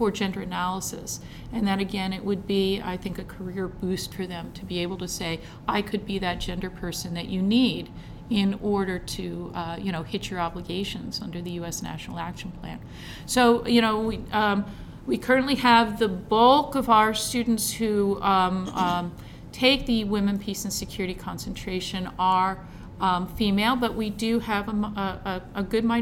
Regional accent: United States; I can only speak as an American

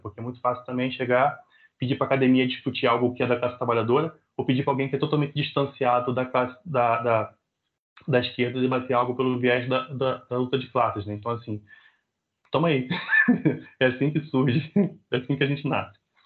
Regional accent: Rio de Janeiro, Brazil; nascido e criado em Realengo, cria da Zona Oeste do Rio de Janeiro

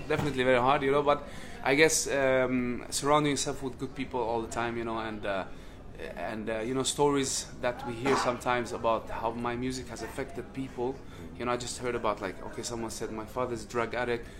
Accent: Sweden; I'm coming from Sweden

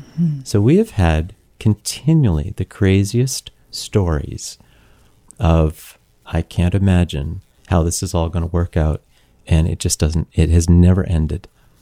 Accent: Ontario, Canada; we know we grew up in Niagara. It just hangs on the vine.

